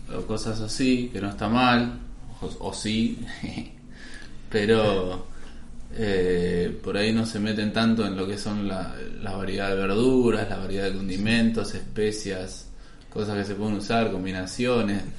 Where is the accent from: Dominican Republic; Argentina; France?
Argentina